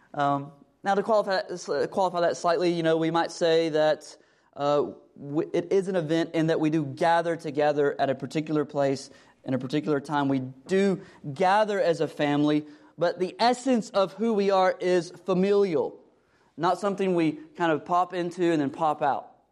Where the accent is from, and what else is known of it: United States